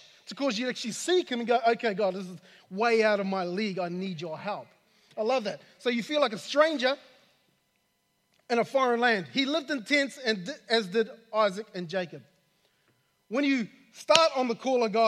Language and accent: English; New Zealand; I'm from New Zealand